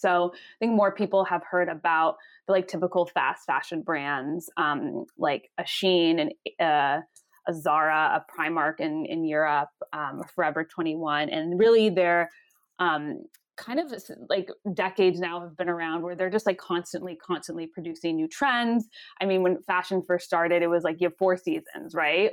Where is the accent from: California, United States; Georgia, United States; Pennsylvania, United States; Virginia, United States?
California, United States; Los Angeles; moved away as an adult; I'm originally from Los Angeles, California, and I grew up